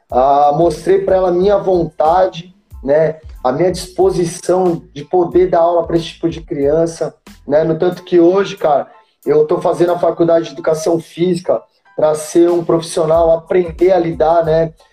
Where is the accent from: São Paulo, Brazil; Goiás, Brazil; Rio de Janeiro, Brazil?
São Paulo, Brazil; Itanhaém; moved away as an adult; Onde eu vim crescendo aqui em Itanhaém